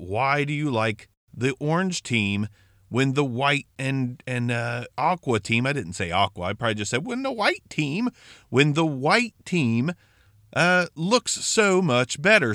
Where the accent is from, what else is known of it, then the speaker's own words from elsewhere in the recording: Ohio, United States; I am from Ohio, full of a family, uh, with a family full of Cincinnati Bengals fans